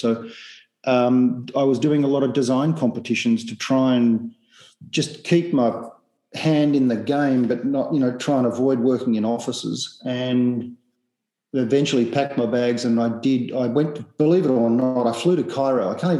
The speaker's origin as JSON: {"language": "English", "region": "East Coast", "country": "Australia", "said": "because I come from the East Coast"}